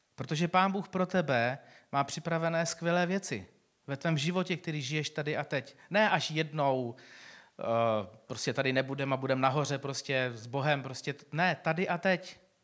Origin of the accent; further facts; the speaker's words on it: Czechia; my jako Češi